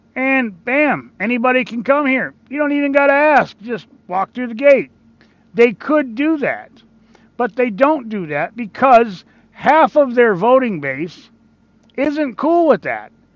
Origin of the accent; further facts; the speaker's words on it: Michigan, United States; my home state of Michigan